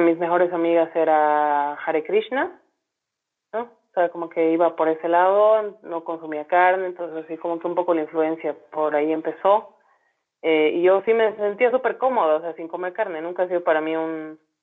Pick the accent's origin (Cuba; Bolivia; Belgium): Bolivia; Santa Cruz de la Sierra, Santa Cruz; moved away; also born or lived in La Paz (highlands); yo soy cruceña, ¿no? Soy, ahora soy más coya que el chuño, como decimos acá, pero yo nací en Santa Cruz y bueno, o sea, he crecido rodeada de naturaleza